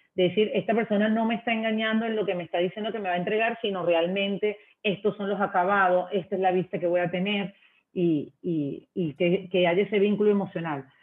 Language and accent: Spanish; Venezuela; moved away as an adult; now in Ecuador; sabes que soy extranjera, soy venezolana